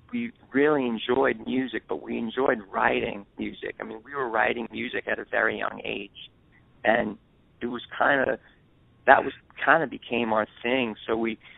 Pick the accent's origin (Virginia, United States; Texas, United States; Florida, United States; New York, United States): New York, United States; New York City; We're both born and raised in New York City on the Lower East Side of Manhattan